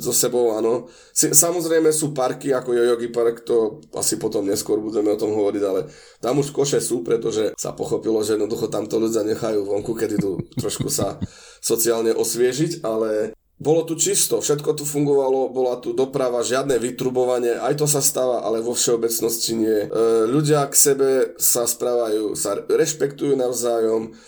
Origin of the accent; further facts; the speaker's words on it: eastern Slovakia, Slovakia; moved away as an adult; now in Japan; odkiaľ ja pochádzam z východu Slovenska